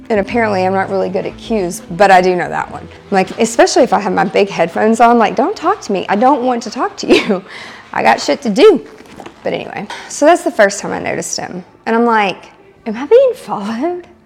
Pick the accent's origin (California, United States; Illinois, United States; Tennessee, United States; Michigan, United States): Tennessee, United States; Lebanon; from Lebanon, Tennessee.